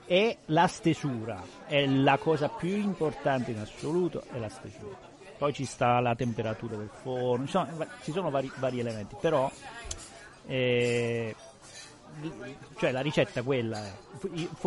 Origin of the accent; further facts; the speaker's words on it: Abruzzo, Italy; now in Piedmont, Italy; essendo abruzzese